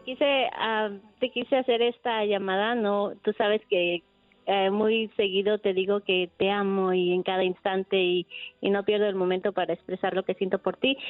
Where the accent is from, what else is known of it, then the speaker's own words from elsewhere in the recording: Guerrero, Mexico; also born or lived in Cuernavaca; yo soy de Guerrero.